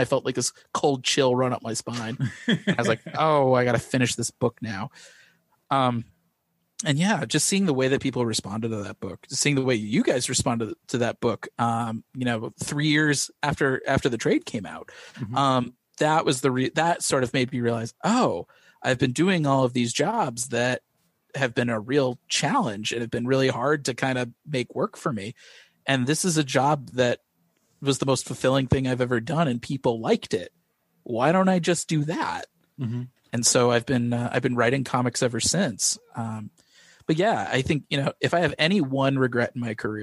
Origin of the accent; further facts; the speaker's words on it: Missouri, United States; I grew up in Missouri